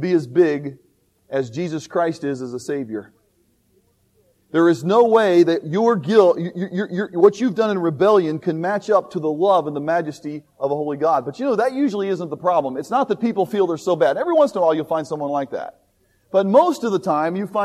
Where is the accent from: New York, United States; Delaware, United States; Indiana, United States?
Indiana, United States; Indianapolis; I always tell people I'm from Indianapolis, Indiana